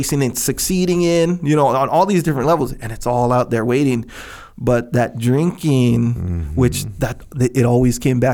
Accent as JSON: {"language": "English", "area": "Kauai", "region": "Hawaii", "country": "United States", "tie": "born or raised there", "said": "I grew up on Kauai"}